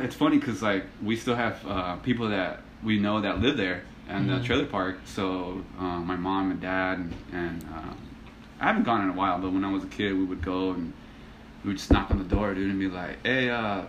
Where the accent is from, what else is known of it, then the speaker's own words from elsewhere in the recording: Ontario, California, United States; also born or lived in Los Angeles, California / Compton, California; we were there till I was four. And then we moved here to Ontario, so I've been here ever since, since 89.